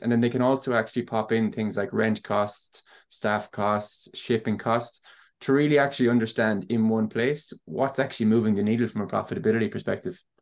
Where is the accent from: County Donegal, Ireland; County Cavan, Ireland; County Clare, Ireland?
County Clare, Ireland; Ennis; I'm from Ennis in County Clare. I've grown up with e-commerce at home